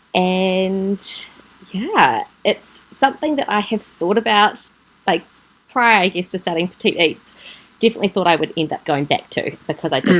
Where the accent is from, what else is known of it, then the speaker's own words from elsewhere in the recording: Gisborne, New Zealand; also born or lived in Auckland, New Zealand; now in Papamoa, New Zealand; I grew up in Gisborne, and we ah. were on a kiwi fruit and apple orchard